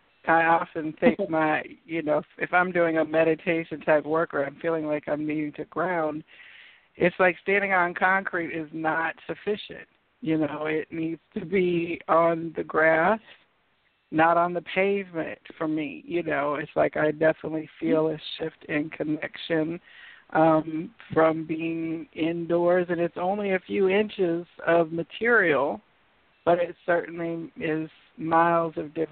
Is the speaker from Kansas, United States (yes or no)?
yes; Kansas, United States; also born or lived in Ohio; now in Georgia, United States; You know, and I grew up in Kansas and Ohio, and one thing I will say, in Ohio, I love the smell, in Kansas, the smell of the rich brown earth. Down here in Georgia, the red clay experience is a little different